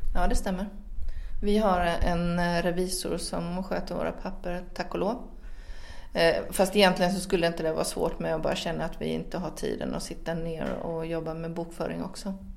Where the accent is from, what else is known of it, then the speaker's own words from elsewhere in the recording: Finland; also born or lived in Sweden; now in France; jag är född i Finland